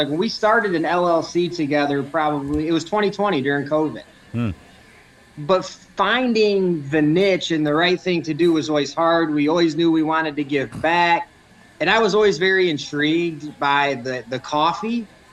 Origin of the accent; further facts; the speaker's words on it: Southeast Michigan, United States; I grew up in Southeast Michigan, so we're right there on the border of Ohio.